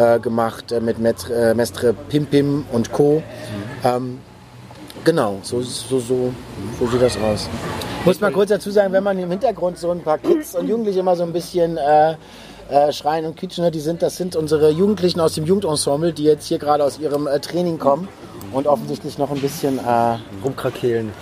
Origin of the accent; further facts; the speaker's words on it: Neuwied, Rhineland-Palatinate, Germany; also born or lived in Bonn; now in Berlin, Germany; komme aus dem Rheinland, da bin ich geboren, in, in, in Bonn geboren und in Neuwied, Rheinland-Pfalz aufgewachsen